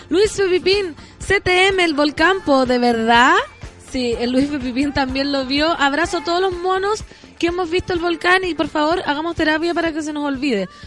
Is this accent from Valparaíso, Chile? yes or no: yes; San Felipe, Valparaíso, Chile; somos como 30 de San Felipe